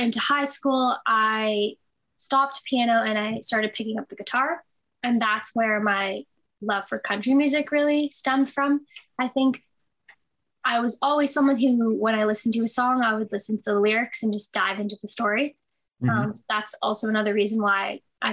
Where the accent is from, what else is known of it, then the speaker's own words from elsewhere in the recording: Toronto, Ontario, Canada; I was born and raised in Toronto, still there currently